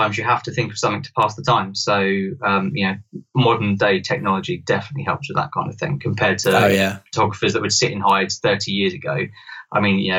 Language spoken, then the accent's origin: English; London, United Kingdom; I grew up in London